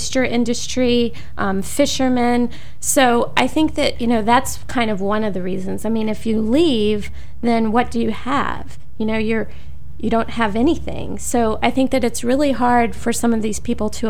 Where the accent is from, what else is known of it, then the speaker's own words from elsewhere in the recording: New Orleans, Louisiana, United States; now in Kentucky, United States; growing up in New Orleans